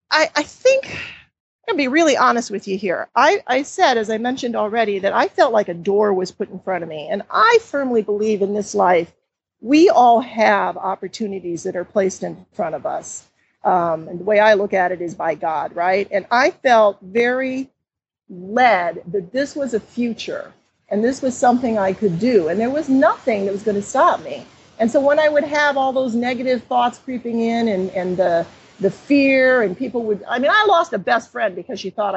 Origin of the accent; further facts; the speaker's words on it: Cleveland, Ohio, United States; And I grew up in Cleveland, Ohio, so I kind of had a sense of familiarity there, although I was wrong once I got back. I didn't know the neighborhoods anymore.